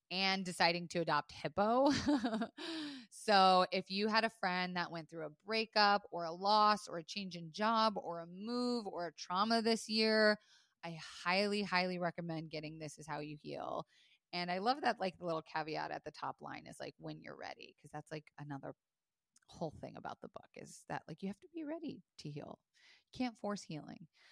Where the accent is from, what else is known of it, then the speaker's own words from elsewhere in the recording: Florida, United States; I was raised in Florida